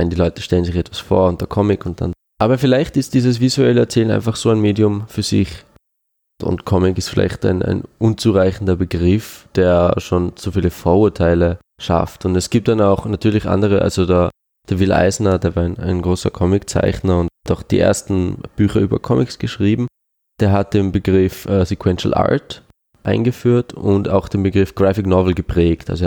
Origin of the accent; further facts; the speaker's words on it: Switzerland; first language Swiss German; also ich habe als Kind Schweizerdeutsch geredet, mit meiner Mutter natürlich, aber ich habe nie jetzt mich über den Dialekt definieren wollen oder so.